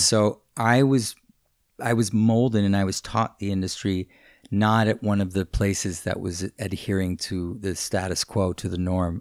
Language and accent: English; New York City, New York, United States; we, we lived in Hell's Kitchen